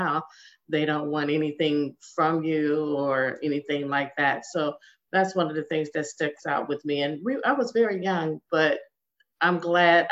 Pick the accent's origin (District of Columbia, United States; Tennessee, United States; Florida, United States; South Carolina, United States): District of Columbia, United States; Washington; I was born and raised in Washington, D.C.